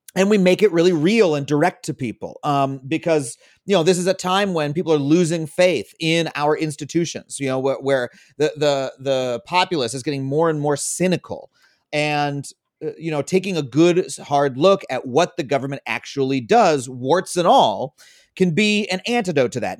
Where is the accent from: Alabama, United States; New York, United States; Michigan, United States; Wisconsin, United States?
New York, United States; Long Island; I grew up on Long Island